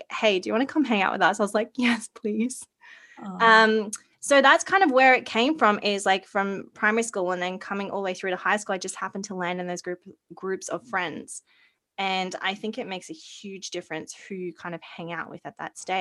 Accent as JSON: {"language": "English", "town": "Townsville", "region": "Queensland", "country": "Australia", "tie": "born or raised there", "said": "I grew up on Magnetic Island off of Townsville"}